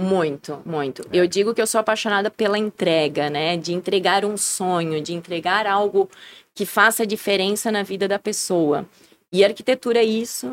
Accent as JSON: {"language": "Portuguese", "town": "Blumenau", "region": "Santa Catarina", "country": "Brazil", "tie": "born or raised there", "said": "Nasci na frente da Celso"}